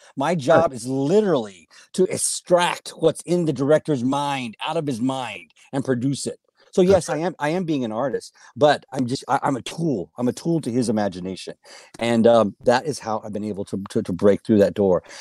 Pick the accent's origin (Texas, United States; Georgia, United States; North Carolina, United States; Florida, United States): Texas, United States; Helotes; I was born and raised in Helotes, Texas, on a big goat ranch